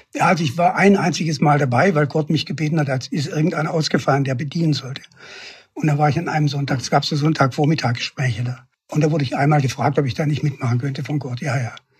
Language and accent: German; Stuttgart, Baden-Württemberg, Germany; moved away; also born or lived in Wuppertal; Wir sind aufgewachsen in den Ziegelsteinbergen von Stuttgart, also in den Trümmern